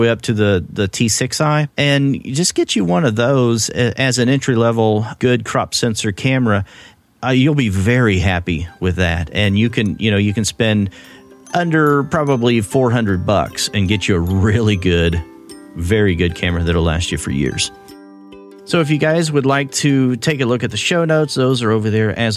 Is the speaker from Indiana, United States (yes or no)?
no; Oklahoma, United States; accent: Oklahoma; my Oklahoma accent